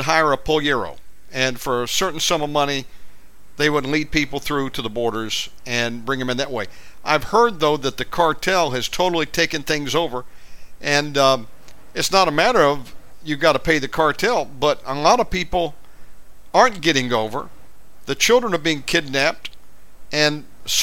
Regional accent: United States; I'm an American

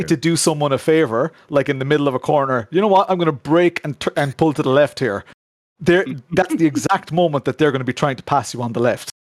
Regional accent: Ireland; within Ireland, you know, a lot of people refer to me as that Irish sim racer, you know, that that Irish YouTuber

